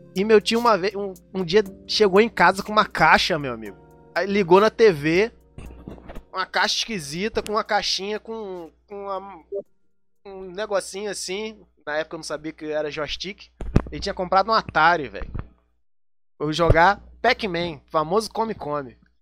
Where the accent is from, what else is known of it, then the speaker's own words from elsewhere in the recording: Rio de Janeiro, Brazil; sou do Rio de Janeiro, não sou carioca, embora todo mundo ache que quem é do Rio de Janeiro é carioca. Não, eu sou fluminense, não nasci na cidade do Rio de Janeiro